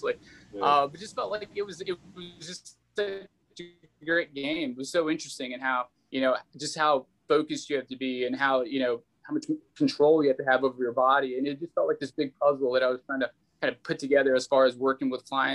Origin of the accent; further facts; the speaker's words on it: Texas, United States; I grew up in Texas